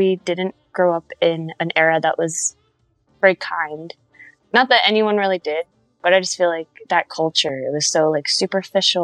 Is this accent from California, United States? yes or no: no; Rockville, Maryland, United States; Rockville, Maryland. So like kind of outside of DC. So I go to 930 Club a lot. Black Cat